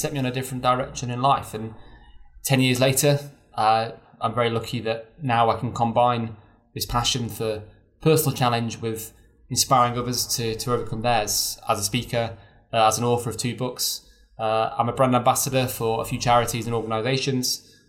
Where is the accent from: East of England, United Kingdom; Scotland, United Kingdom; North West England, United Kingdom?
North West England, United Kingdom; near Chester; I was brought up near Chester.